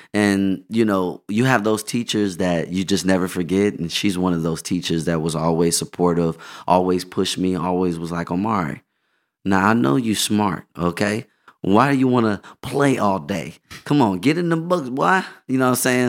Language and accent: English; Inglewood, California, United States; also born or lived in Los Angeles; I was in Inglewood and then I moved to L